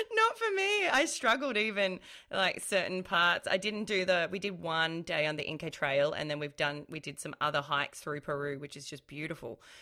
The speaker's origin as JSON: {"language": "English", "town": "Melbourne", "region": "Victoria", "country": "Australia", "said": "I'm from Melbourne"}